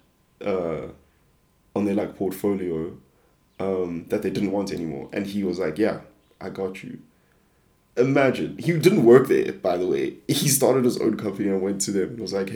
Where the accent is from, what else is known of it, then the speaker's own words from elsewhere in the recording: South Africa; I'm just a South African kid